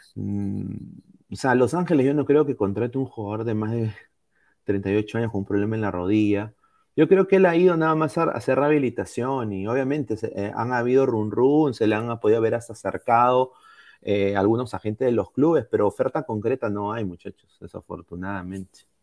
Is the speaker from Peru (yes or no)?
yes; Peru; Como peruano